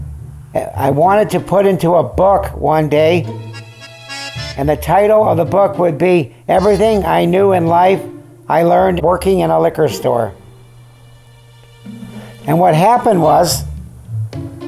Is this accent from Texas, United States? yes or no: no; California, United States; also born or lived in Syracuse, New York / Van Nuys, California; I was born in Syracuse, New York. We left there when I was 3 and a half. And I remember nothing about it. We came to California